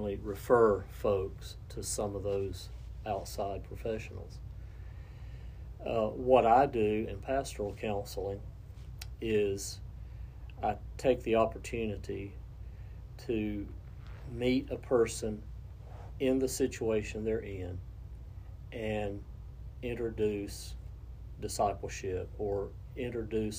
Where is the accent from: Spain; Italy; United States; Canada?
United States; Cleveland County, North Carolina; I grew up in the Crest District attendance zone. Graduated from Crest High School